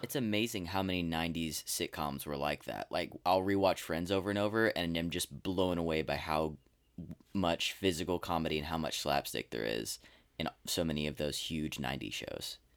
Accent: Texas, United States; born or raised there

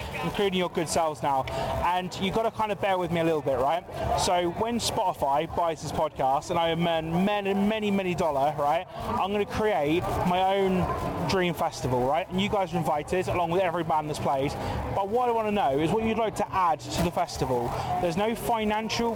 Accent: United Kingdom; As a British person

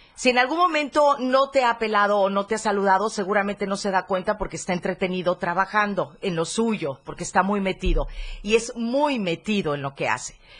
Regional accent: Chiapas, Mexico; así somos los chapanecos

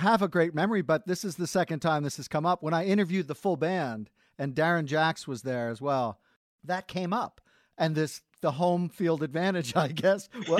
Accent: Sparta, New Jersey, United States; because I'm from Sparta

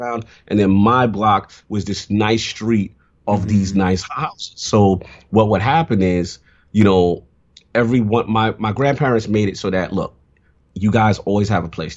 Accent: New York City, New York, United States; I grew up in the South Bronx.

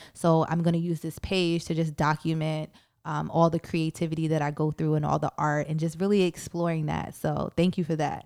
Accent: New York City, New York, United States; I'm from Brooklyn

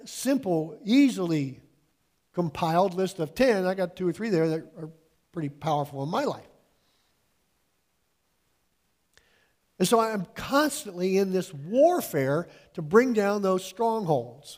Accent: United States; I was born and raised in the United States.

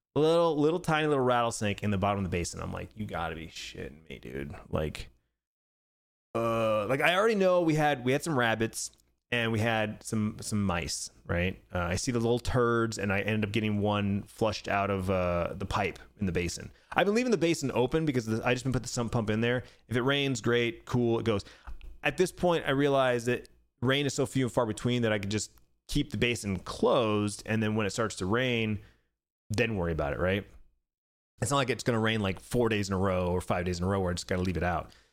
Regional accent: Arizona, United States; Born and raised in Arizona, been living here for forty years

